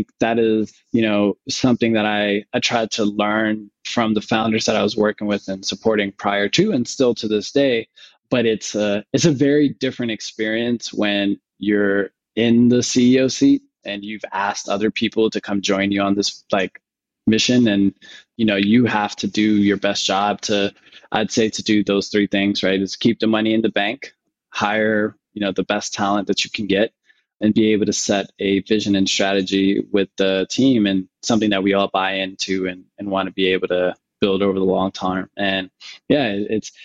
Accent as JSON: {"language": "English", "region": "Northern Virginia", "country": "United States", "tie": "born or raised there", "also_born_or_lived": "Washington, D.C. / Johannesburg, South Africa / Mauritius", "moved": "as an adult", "lives_now": "Nairobi, Kenya", "said": "I grew up in Northern Virginia"}